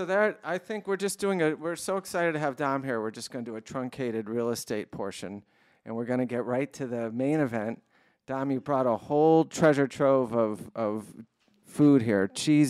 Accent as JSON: {"language": "English", "region": "East Coast", "country": "United States", "said": "I'm from the East Coast."}